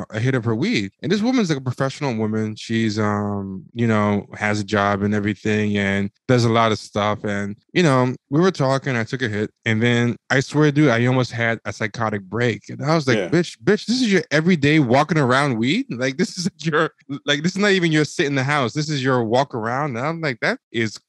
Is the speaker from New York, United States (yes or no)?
yes; New York, United States; I'm from New York